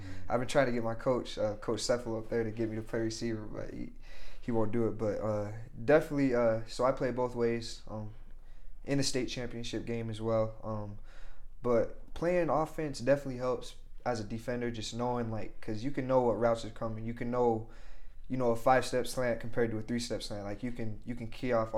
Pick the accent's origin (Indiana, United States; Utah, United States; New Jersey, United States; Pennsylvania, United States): Utah, United States; Logan; I'm glad I stayed in my hometown. I love Logan.